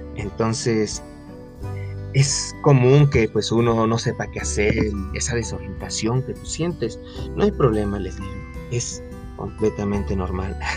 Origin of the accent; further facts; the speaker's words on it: Querétaro, Mexico; yo soy de Querétaro, para los que no sepan, aquí en México.